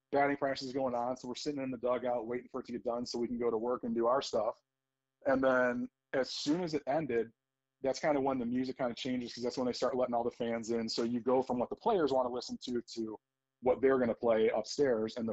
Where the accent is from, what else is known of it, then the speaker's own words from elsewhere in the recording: Cleveland, Ohio, United States; I'm a Cleveland guy. I grew up in Ohio. I've lived here my whole life.